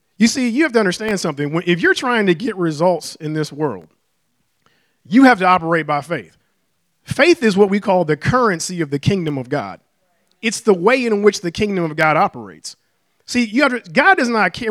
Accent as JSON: {"language": "English", "town": "Detroit", "region": "Michigan", "country": "United States", "tie": "born or raised there", "moved": "as an adult", "said": "I was born and raised in Detroit, uh, all my life and planned on staying there"}